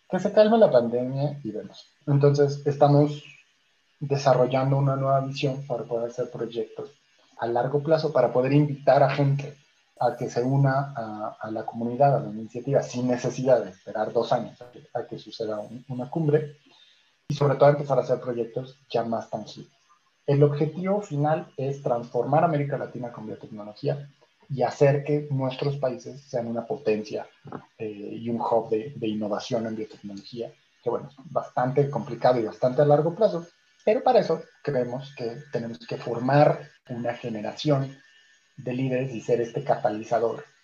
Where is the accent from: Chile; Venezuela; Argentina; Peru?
Chile; Como éramos chilenos, eran como 8 o 9 chilenos y yo, básicamente la mitad fueron de Chile o de México